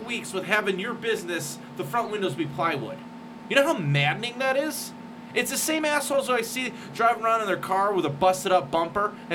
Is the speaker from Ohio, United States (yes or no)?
yes; Cleveland, Ohio, United States; my hometown of Cleveland